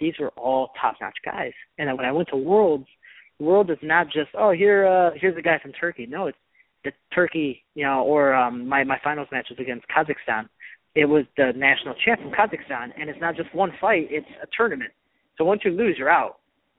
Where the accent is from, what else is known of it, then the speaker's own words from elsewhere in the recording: Chicago, Illinois, United States; moved away as an adult; also born or lived in Missouri; where I'm from Chicago